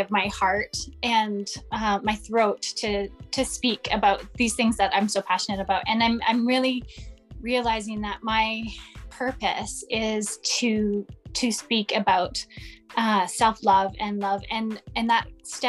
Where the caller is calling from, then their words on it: Vancouver Island, British Columbia, Canada; And I'm joining you from Vancouver Island in Canada, way on the West Coast.